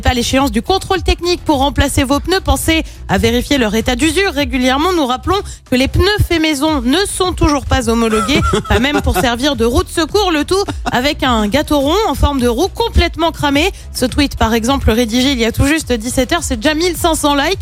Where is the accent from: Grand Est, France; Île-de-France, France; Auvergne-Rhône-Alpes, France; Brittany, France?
Auvergne-Rhône-Alpes, France; Loire; chez nous, dans la Loire